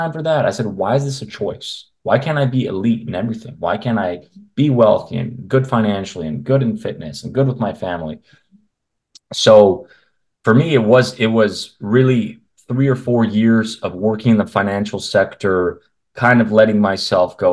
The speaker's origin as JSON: {"language": "English", "country": "Canada", "tie": "born or raised there", "said": "I grew up in Canada"}